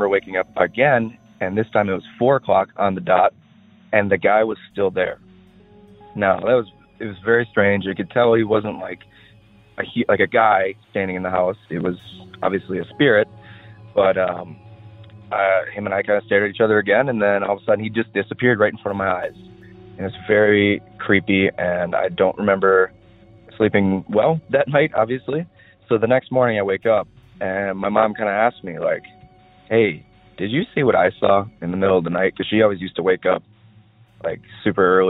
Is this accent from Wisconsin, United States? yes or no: yes; Wisconsin, United States; I grew up in Wisconsin